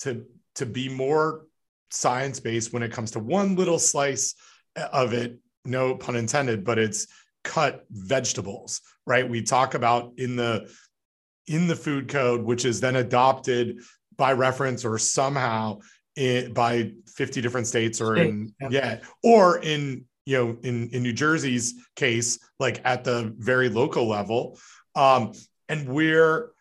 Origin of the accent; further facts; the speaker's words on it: Ontario, Canada; the law that I grew up with in Ontario